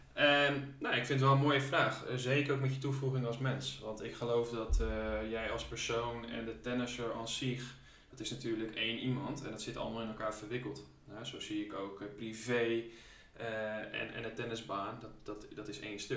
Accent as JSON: {"language": "Dutch", "town": "Leeuwarden", "region": "Friesland", "country": "Netherlands", "tie": "born or raised there", "said": "geboren en getogen Leeuwarder in Friesland"}